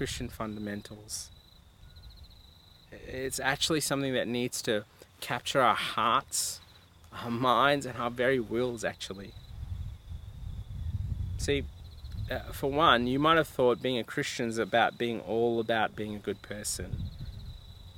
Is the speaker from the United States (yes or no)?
no; India; I'm Indian, and one of the things I used to love growing up at my house with my mum would cook the famous chicken curry